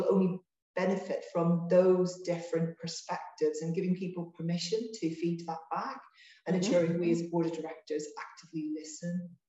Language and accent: English; Ireland; I grew up, I'm from Ireland. I grew up in on the border, actually.